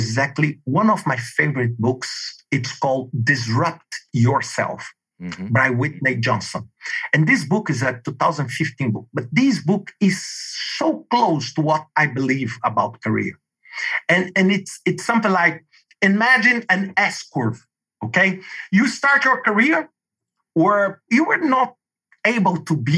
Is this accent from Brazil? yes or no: yes; Brazil; English is a second language; moved away as an adult; also born or lived in Denmark; for me with this Brazilian, living in a traditional state in Brazil